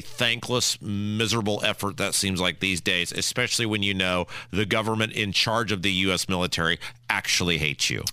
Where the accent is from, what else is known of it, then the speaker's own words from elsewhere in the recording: Midwest, United States; I'm from the Midwest